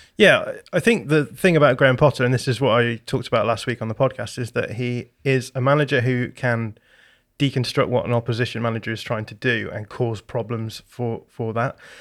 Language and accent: English; Bradford, Yorkshire and the Humber, United Kingdom; I was born in Bradford